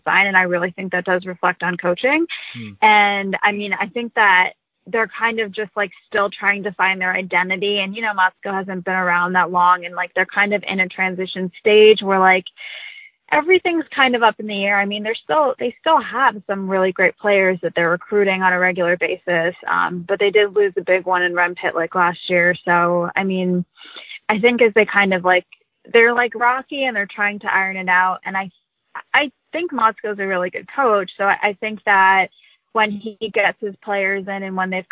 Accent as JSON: {"language": "English", "town": "Boston", "region": "Massachusetts", "country": "United States", "tie": "born or raised there", "also_born_or_lived": "Cleveland", "said": "But I was born in Boston"}